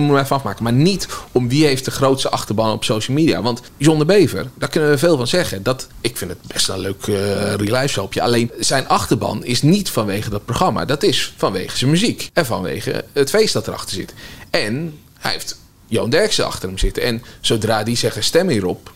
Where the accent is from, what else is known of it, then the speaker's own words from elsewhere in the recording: Nieuwegein, Utrecht, Netherlands; ik pendelde tussen Nieuwegein en Utrecht